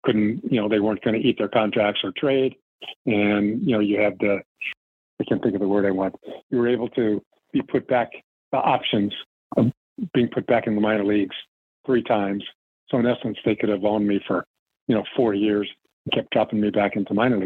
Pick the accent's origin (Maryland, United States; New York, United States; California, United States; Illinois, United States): California, United States; Compton; growing up in Compton and Los Angeles